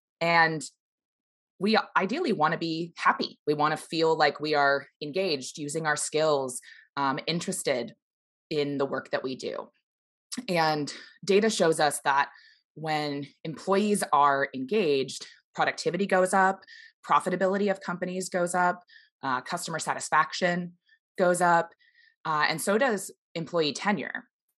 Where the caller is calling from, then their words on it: Seattle, Washington, United States; I'm here in Seattle, Washington.